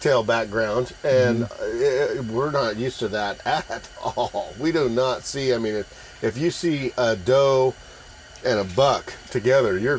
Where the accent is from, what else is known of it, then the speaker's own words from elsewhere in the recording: Oregon coast, United States; I'm from the Oregon coast